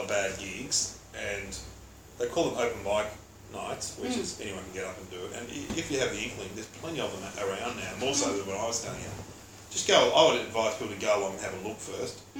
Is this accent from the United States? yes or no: no; Mitcham, Victoria, Australia; I grew up in Mitcham.